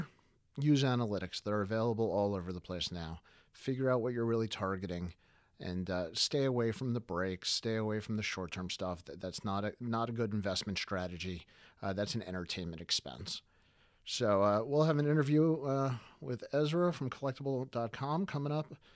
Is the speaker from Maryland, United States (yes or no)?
yes; Baltimore, Maryland, United States; We're in Baltimore